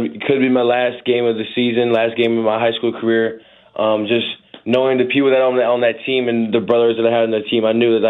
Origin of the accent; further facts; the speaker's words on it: St. Louis, Missouri, United States; moved away as an adult; now in Indiana, United States; growing up in St. Louis